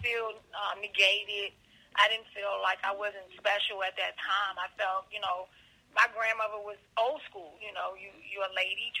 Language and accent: English; Baltimore, Maryland, United States; also born or lived in Washington, D.C.; I was born at Columbia Hospital for Women in D.C., but I was raised in Baltimore, Maryland by my father's grandparents. And I left them around the age of 13, 14.